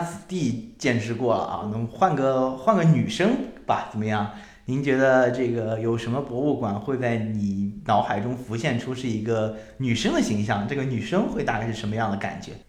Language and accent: Chinese; Shanghai, China; 我是上海人